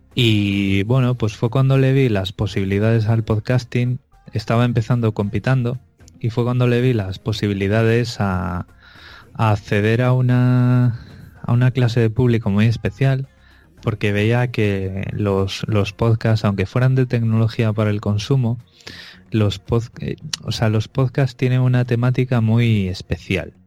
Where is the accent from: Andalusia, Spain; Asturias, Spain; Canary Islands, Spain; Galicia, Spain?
Galicia, Spain; Vigo; moved away; yo realmente soy de Vigo